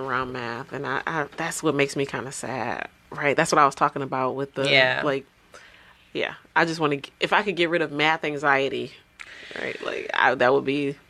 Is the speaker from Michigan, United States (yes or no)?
yes; Detroit, Michigan, United States; I'm always a hometown. Like, Detroit is my hometown.